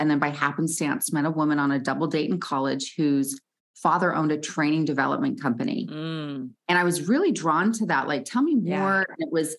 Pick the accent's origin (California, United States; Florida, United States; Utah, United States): Utah, United States; Salt Lake City; I grew up in Salt Lake City, Utah, where I'm based